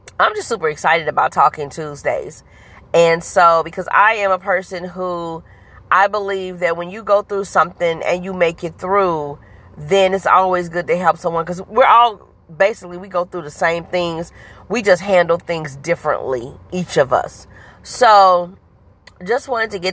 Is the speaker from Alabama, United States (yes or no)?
yes; Huntsville, Alabama, United States; also born or lived in Kansas City, Missouri; now in St. Louis, United States; I am originally from Huntsville, Alabama, by way of Kansas City, Missouri, now living in St. Louis, Missouri